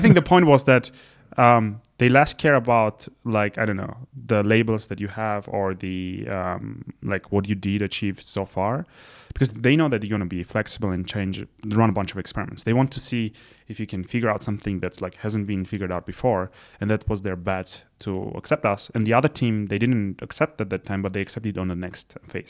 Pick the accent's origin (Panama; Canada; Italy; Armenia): Armenia; Yerevan; moved away as an adult; also born or lived in London, United Kingdom / Princeton, United States; I'm originally from Yerevan